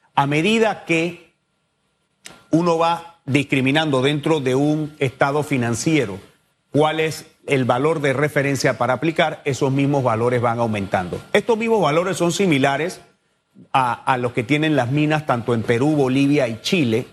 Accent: Panama; todos somos panameños

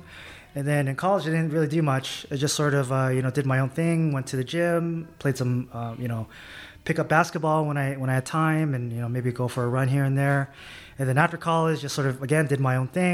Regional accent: San Diego, California, United States; moved away as an adult; now in Bay Area, United States; I grew up in San Diego, California

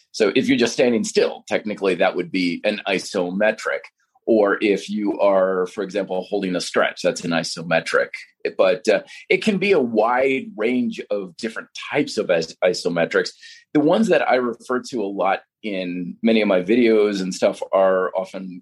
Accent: Vermont, United States; when I was growing up in Vermont.

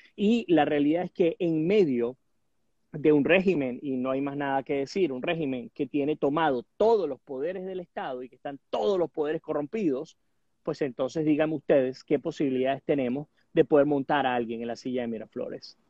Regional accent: Venezuela; nosotros como venezolanos

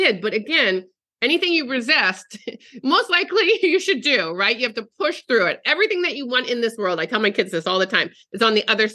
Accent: East Coast, United States; moved away as an adult; also born or lived in Arizona; now in California, United States; my whole life I grew up on the East Coast and I moved 30 years ago to Arizona.

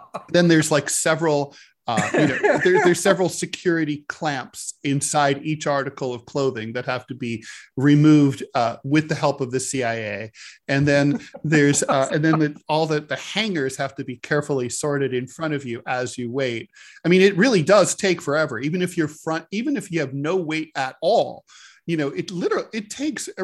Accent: Dayton, Ohio, United States; I'm from Dayton, Ohio, and it's called the Gem City

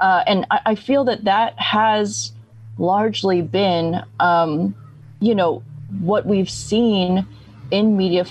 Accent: upstate New York, United States; now in New York City, United States; I'm Chinese American. I'm from upstate New York and based in New York City.

